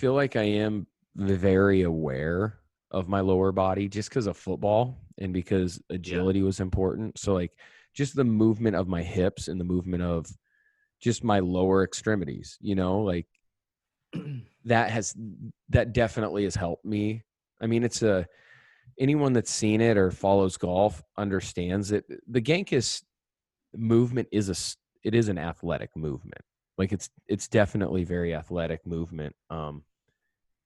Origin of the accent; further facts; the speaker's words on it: North Platte, Nebraska, United States; I came from North Platte, Nebraska. My dad's a teacher and a coach. My mom stayed at home.